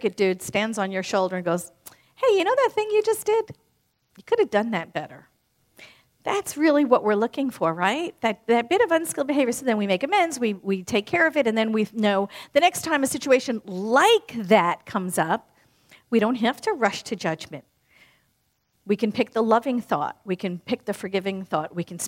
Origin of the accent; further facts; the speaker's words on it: New York, United States; born and raised in New York like I was